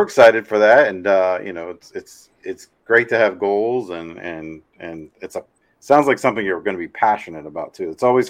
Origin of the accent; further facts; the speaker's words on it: Virginia, United States; I grew up in Virginia